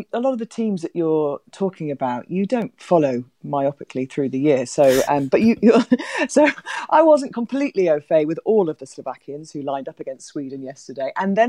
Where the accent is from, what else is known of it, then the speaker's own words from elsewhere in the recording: Wales, United Kingdom; also born or lived in England; To be honest, I'm Welsh, Graham, right? So I'm thrilled with how Wales are doing. I'm married to a Scotsman, but I was born in England, so I'm properly British